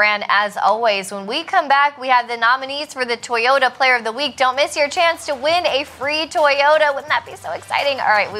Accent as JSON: {"language": "English", "region": "South Florida", "country": "United States", "tie": "born or raised there", "moved": "yes", "said": "actually to my hometown. I grew up in South Florida. I was raised as a Dolphins fan"}